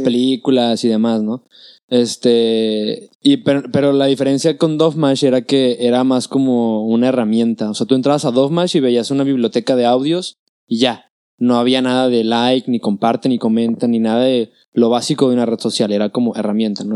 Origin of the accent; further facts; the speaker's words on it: Monterrey, Nuevo León, Mexico; soy mexicano, mexicano, o sea, de Monterrey toda la vida